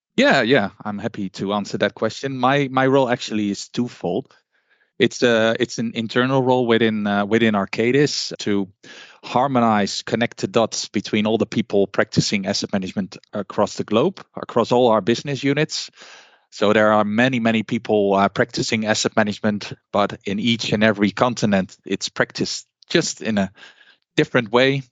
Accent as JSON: {"language": "English", "country": "Netherlands", "said": "I'm from the Netherlands"}